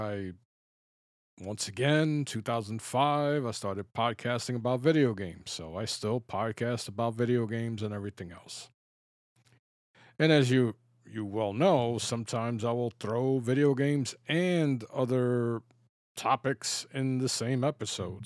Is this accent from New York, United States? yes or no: yes; New York City, New York, United States; I grew up in the Bronx